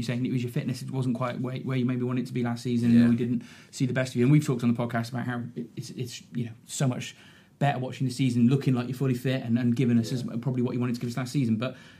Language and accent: English; Shropshire, West Midlands, United Kingdom; I grew up living in Shropshire